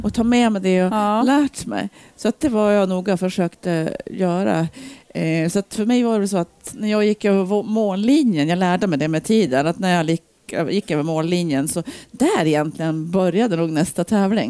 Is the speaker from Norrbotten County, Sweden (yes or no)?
no; Ullånger, Västernorrland County, Sweden; also born or lived in Bergeforsen, Sundsvall; now in Sundsvall, Sweden; Jag är uppvuxen uppe i Ullången, Höga Kusten.